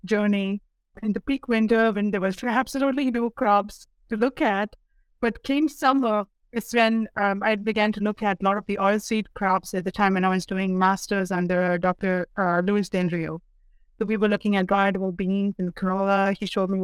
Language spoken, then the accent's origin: English; Dubai, United Arab Emirates; moved away as an adult; also born or lived in India; now in North Dakota, United States; I was born and raised in the Middle East, specifically in Dubai, in the United Arab Emirates